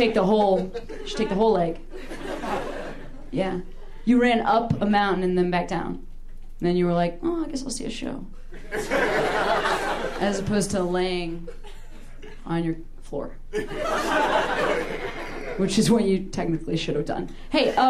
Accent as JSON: {"language": "English", "town": "Western Springs", "region": "Illinois", "country": "United States", "tie": "born or raised there", "said": "I grew up in the western suburbs. I grew up in Western Springs."}